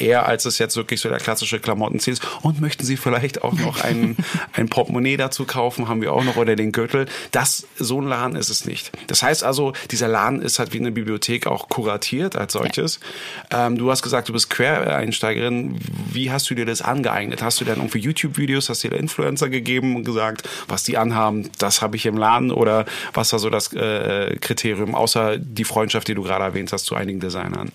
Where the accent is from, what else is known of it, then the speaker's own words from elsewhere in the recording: Berlin, Germany; für mich als Berliner